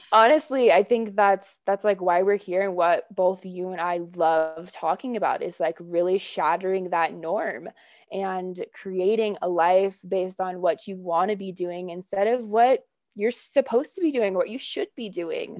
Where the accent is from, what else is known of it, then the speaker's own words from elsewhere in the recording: Oakland, California, United States; moved away; It was really tempting to move back to where I grew up in Oakland Hills. into the Bay Area